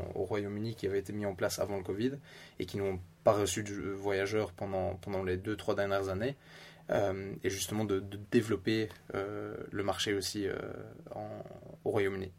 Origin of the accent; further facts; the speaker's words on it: Belgium; accent: Belgian; moved away as an adult; now in Stockholm, Sweden; j'ai grandi bien sûr en, Belgique avec de la famille suédoise